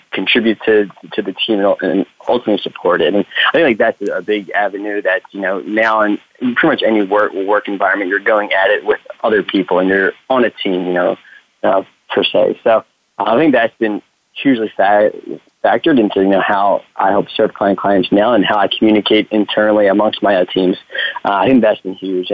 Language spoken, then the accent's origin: English; New Jersey, United States; also born or lived in Philadelphia; I'm from the Northeast, born in New Jersey